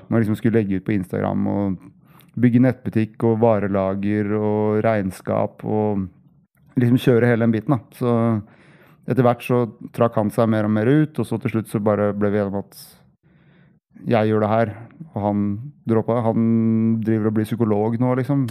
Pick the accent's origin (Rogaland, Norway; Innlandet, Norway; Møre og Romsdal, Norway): Innlandet, Norway; Hamar; moved away; also born or lived in Oslo; jeg er fra Hamar